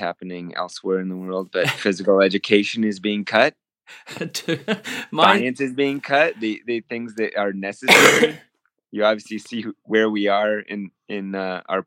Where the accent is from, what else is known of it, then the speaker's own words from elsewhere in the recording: Whittier, California, United States; moved away as an adult; also born or lived in Springfield, Massachusetts; I went to undergraduate in Whittier, California. It's my hometown